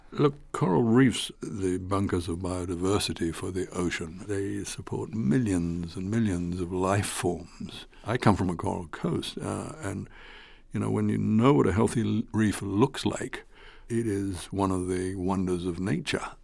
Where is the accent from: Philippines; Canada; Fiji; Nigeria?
Fiji; I come from Fiji